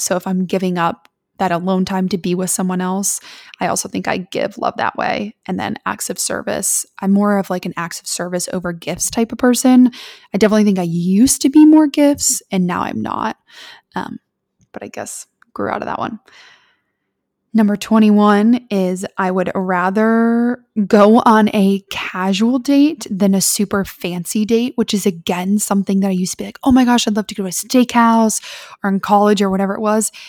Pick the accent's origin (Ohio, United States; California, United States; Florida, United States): Ohio, United States; Columbus; I was born and raised in Columbus, Ohio